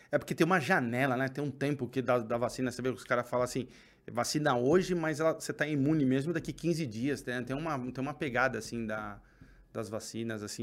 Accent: São Paulo, Brazil; São Paulo, a gente é daqui da Zona Norte

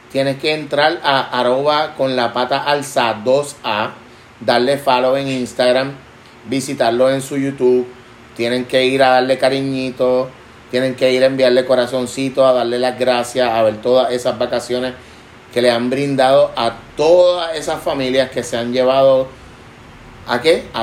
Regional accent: Puerto Rico; Claro, claro. Somos boricuas.

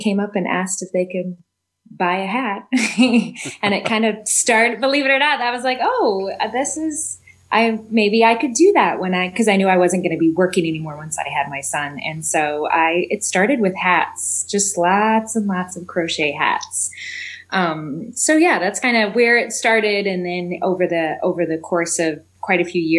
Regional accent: Effingham, Illinois, United States; moved away as an adult; also born or lived in Decatur, Illinois; now in Chicago, United States; I live in Chicago currently, but I originate or hail from Southern Illinois. So there's a town there called Effingham.

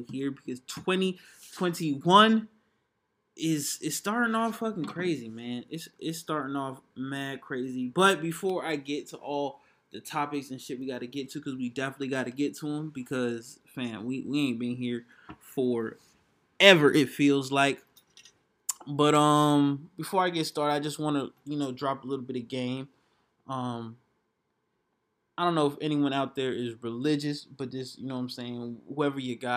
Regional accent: Atlanta, Georgia, United States; I'm from Atlanta

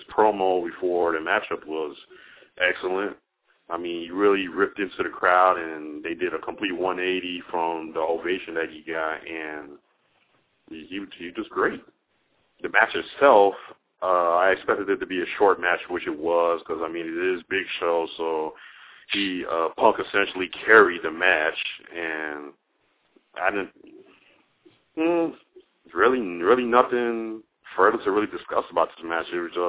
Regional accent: Chicago, Illinois, United States; I'm still from Chicago.

